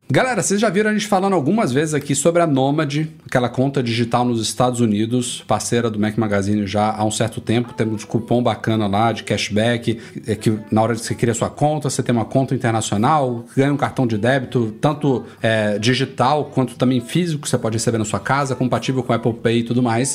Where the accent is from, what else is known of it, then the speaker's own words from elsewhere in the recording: Salvador, Bahia, Brazil; em Salvador, na minha terrinha lá